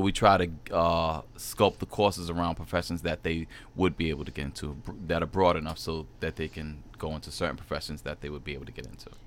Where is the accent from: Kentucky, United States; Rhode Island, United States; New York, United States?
Rhode Island, United States; Providence; also born or lived in Germany; I was born in Germany, but raised pretty much in Mount Hope area, Providence, Rhode Island.